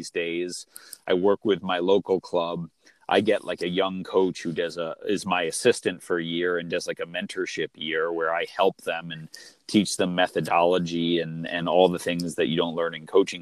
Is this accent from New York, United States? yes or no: yes; Long Island, New York, United States; I grew up in New York on Long Island